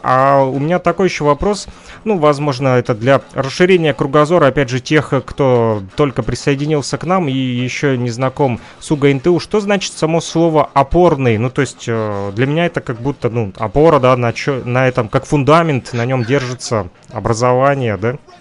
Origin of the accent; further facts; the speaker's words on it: Kirovsk, Luhansk Oblast, Ukraine; население нашего города Кировск в Луганской Народной Республике